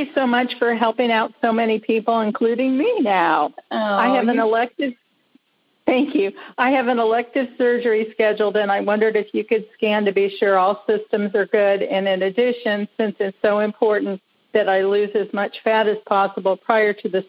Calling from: Melbourne, Florida, United States; I'm calling from Melbourne, Florida.

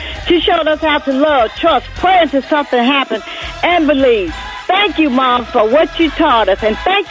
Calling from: Huntersville, North Carolina, United States; I'm calling from Huntersville, North Carolina.

